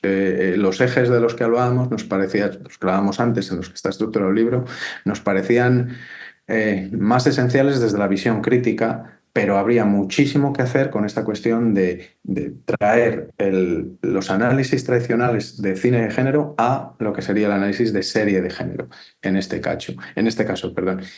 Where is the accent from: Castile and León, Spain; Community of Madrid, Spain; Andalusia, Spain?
Castile and León, Spain; Valladolid; yo soy de Valladolid